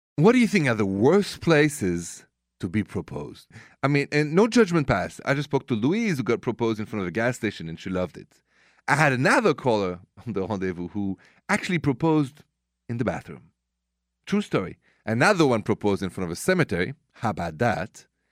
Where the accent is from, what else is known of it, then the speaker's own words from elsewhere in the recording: Paris, Île-de-France, France; accent: French; English is a second language; moved away; my accent is French, straight from Paris.